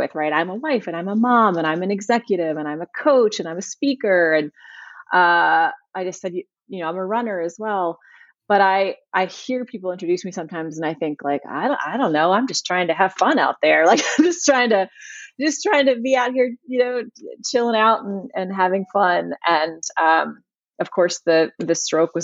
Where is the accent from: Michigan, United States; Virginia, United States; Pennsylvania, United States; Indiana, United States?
Virginia, United States; Richmond; My hometown is Richmond, Virginia